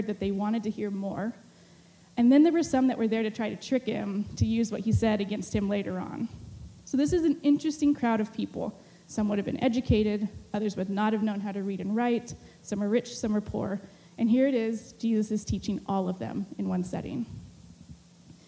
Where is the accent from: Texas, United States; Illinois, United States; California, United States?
California, United States; moved away as an adult; also born or lived in Mexico; I had just been back in California for maybe 2 or 3 months